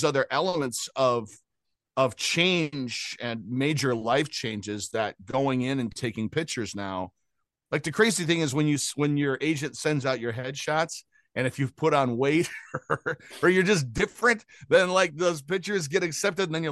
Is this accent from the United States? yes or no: yes; Grand Rapids, Michigan, United States; moved away as an adult; also born or lived in Cutlerville, Michigan / Detroit / Cleveland / Chicago; now in Los Angeles, United States; I'm from Grand Rapids, Michigan in the US